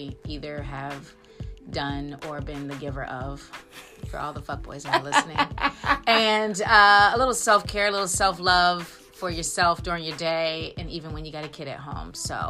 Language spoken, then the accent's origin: English; Frederick, Maryland, United States; Well, I am from Frederick, Maryland, and it has to be the most removed place from any real ghetto.